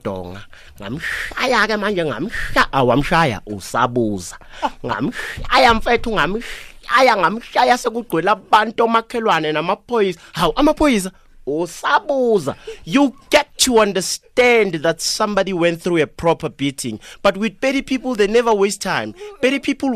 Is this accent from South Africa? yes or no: yes; Siyabuswa, Mpumalanga, South Africa; English is a second language; I come from Siyabuswa